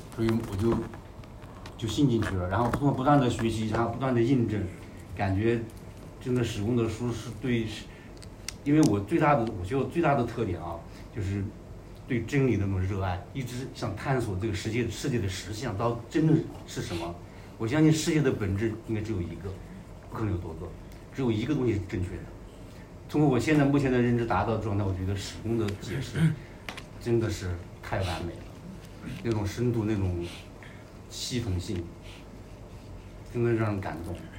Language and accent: Chinese; Ya'an, Sichuan, China; 我来自四川雅安， 我六五年的